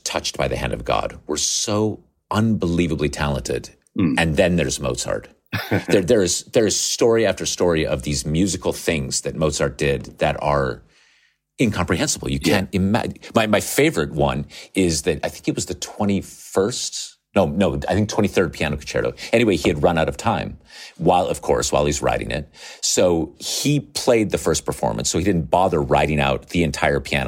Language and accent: English; Nevada, United States; I grew up in Nevada on the west coast of the United States.